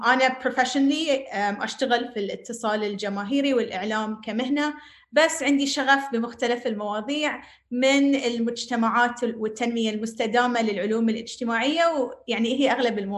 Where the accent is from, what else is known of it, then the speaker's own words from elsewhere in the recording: Bahrain; also born or lived in Palestine; now in United Arab Emirates; أنا بحرينية فلسطينية أعيش في الإمارات